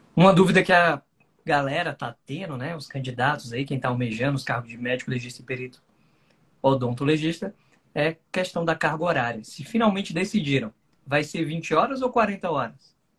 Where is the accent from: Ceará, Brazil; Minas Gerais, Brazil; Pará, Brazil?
Ceará, Brazil; also born or lived in Distrito Federal; now in Brasília, Brazil; eu, originalmente, né, sou cearense